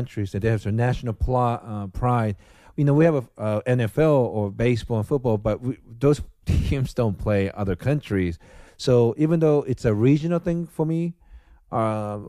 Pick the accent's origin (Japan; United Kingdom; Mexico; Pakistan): Japan; now in United States; I was born and raised in Japan.